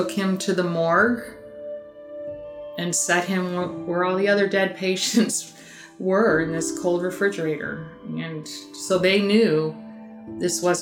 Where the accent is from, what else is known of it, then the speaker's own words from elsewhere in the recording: Indiana, United States; first person to happen on an accident in my home state of Indiana.